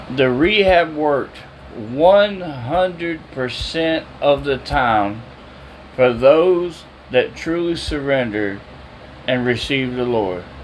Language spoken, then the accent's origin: English; Jacksonville, United States; I went home to Jacksonville after 20 years